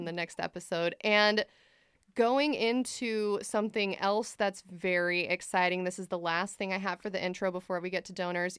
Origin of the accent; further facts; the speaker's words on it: United States; I am not Swiss, I am American